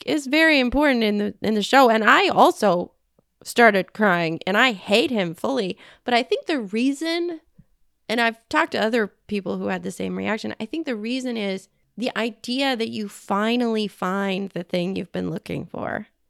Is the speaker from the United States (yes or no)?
yes; Southern California, United States; I'm from Southern California, and I don't know. I, I feel like that's not an accent